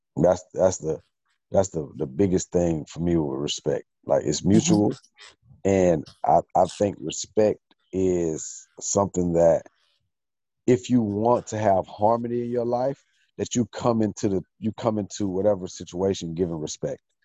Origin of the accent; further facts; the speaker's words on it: Atlanta, Georgia, United States; I'm from Atlanta